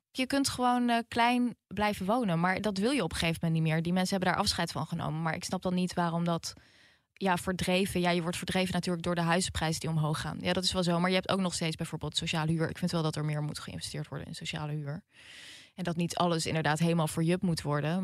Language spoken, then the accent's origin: Dutch; Netherlands; de achterbuurt waar ik vandaan kom, District Zuid